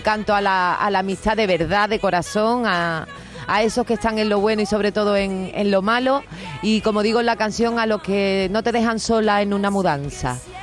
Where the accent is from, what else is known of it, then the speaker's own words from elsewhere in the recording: Andalusia, Spain; de Andalucía en general y de mi tierra en particular